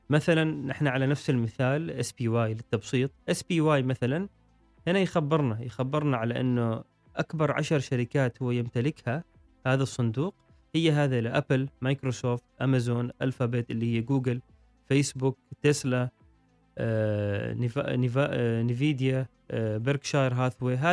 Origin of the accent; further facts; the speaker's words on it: Oman; نحن عندنا في عمان مثلا صناديق متداولة مشتركة